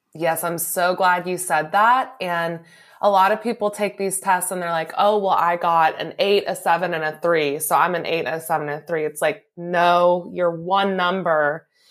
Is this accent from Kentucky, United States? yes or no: yes; Louisville, Kentucky, United States; moved away as an adult; also born or lived in New Mexico; I'm originally from Louisville, and so I moved back home here from New Mexico